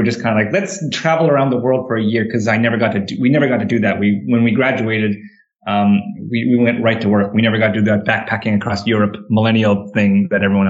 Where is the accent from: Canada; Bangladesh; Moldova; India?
Canada; moved away; I grew up in Canada